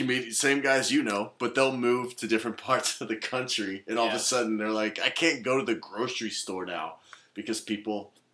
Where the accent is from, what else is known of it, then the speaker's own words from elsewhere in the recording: Kansas City, Missouri, United States; moved away; I grew up in Kansas City as well, or the Midwest too.